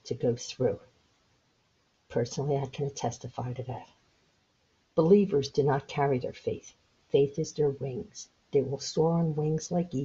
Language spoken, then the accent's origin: English; Philadelphia, Pennsylvania, United States; moved away as an adult; now in Florida, United States; we grew up in South Philly